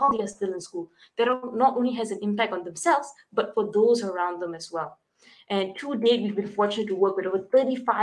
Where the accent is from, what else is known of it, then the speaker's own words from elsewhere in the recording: Malaysia; I'm from Malaysia.